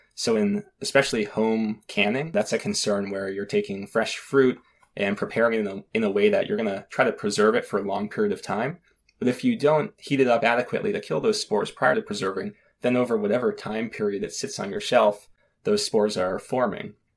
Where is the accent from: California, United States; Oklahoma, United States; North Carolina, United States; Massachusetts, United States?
Massachusetts, United States; south of Boston, South Shore of; I grew up south of Boston, not too far from where the Pilgrims came to Plymouth Rock on the South Shore of Massachusetts.